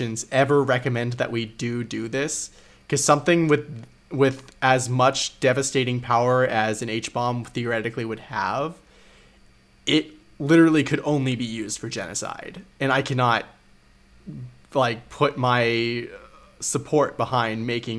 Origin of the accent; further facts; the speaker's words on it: United States; for me as an American